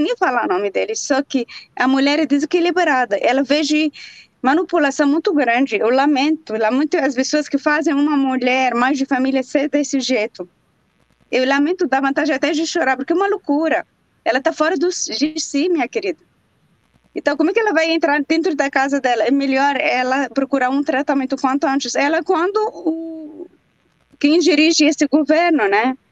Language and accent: Portuguese; Jerusalem, Palestine; now in Brazil; lá em Jerusalém, também onde eu nasci